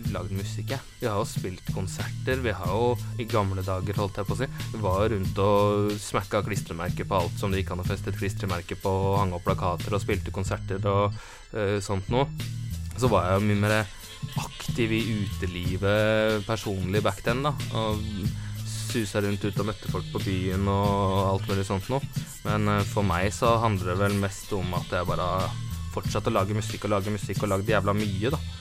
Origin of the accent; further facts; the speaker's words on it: Drøbak, Akershus, Norway; jeg kommer fra Drøbak